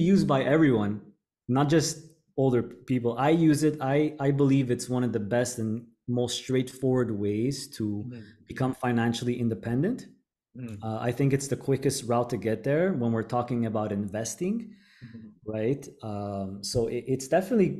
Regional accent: Montreal, Quebec, Canada; moved away as an adult; now in Panama; I born and raised in Montreal, Canada

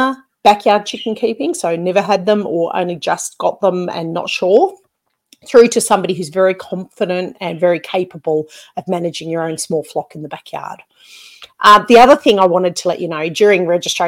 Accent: Australia; accent: ocker (broad Australian); I've been told that I have got a bit of an ochre accent

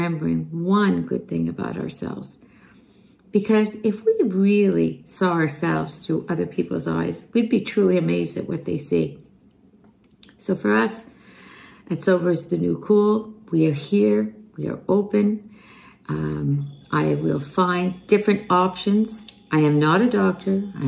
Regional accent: Montreal, Quebec, Canada; I am from Montreal

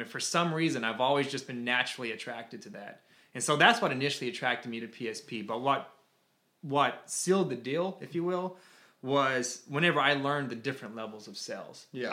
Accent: Toccoa, Georgia, United States; moved away as an adult; now in Florida, United States; I was actually born in a very small town in Toccoa, Georgia. Born and raised there

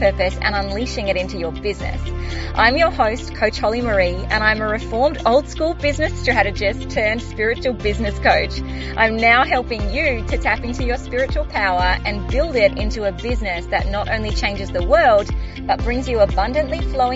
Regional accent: Australia; I am Australian. I do live in Australia.

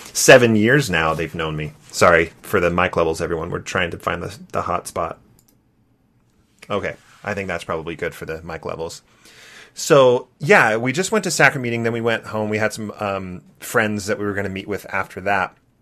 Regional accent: Santa Barbara, California, United States; So I grew up in Santa Barbara, California, and I wanted to go to my home ward.

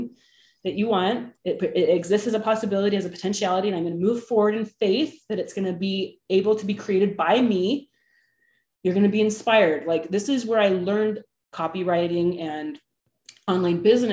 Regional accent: the Bay Area, California, United States; now in Utah, United States; I'm from the Bay Area

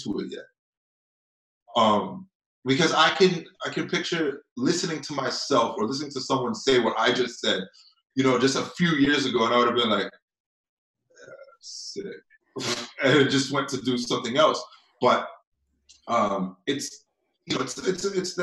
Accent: Toronto, Ontario, Canada; I grew up here in Toronto

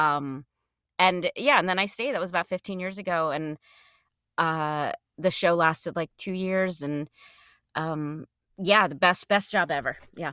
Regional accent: New Jersey, United States; I grew up in New Jersey right outside Manhattan

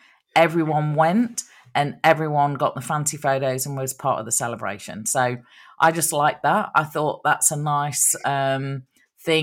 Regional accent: Nottingham, East Midlands, United Kingdom; moved away; it's from Nottingham, which is, my hometown over in England.

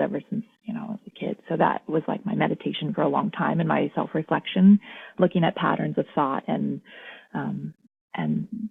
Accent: Anchorage, Alaska, United States; moved away as an adult; also born or lived in Portland; I'm from Alaska, which is a big part of my identity as well. I was born and raised there in Anchorage

